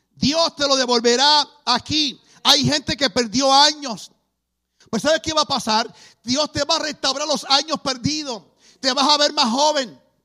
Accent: Puerto Rico; Nací en Puerto Rico.

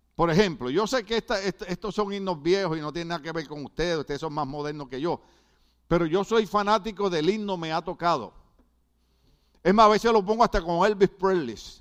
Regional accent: Puerto Rico; now in United States; soy boricua

